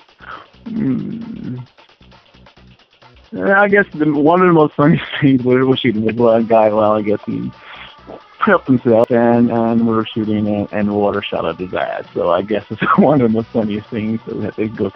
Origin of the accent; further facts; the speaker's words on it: upstate New York, United States; also born or lived in Virginia / North Carolina; I'm from upstate New York